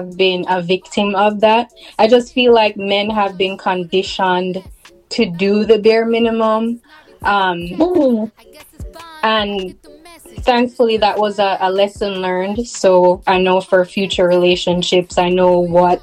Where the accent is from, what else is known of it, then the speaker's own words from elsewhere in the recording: Jamaica; now in Texas, United States; I'm Jamaican, but currently living in Texas.